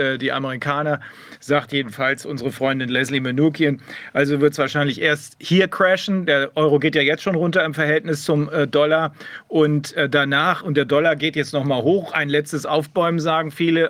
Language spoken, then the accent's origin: German; Germany; bei uns in Deutschland